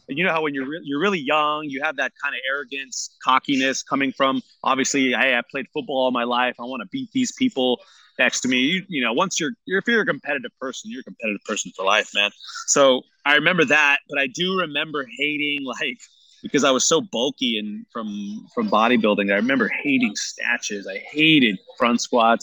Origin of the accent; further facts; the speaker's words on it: San Jose, California, United States; I was born and raised here in in San Jose